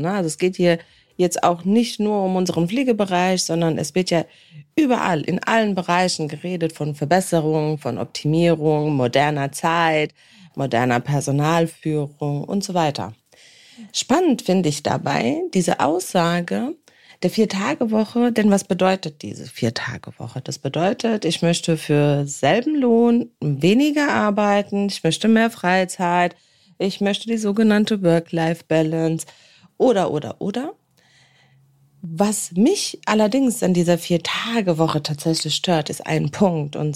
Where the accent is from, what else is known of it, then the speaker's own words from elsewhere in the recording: Worms, Rhineland-Palatinate, Germany; dann kann ich nämlich nicht nur in meiner Heimatstadt chillen, wie zum Beispiel jetzt hier bei mir in Worms.